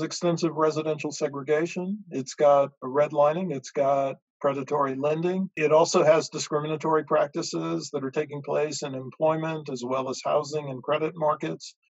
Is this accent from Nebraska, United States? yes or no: no; Durham, North Carolina, United States; my hometown of Durham, North Carolina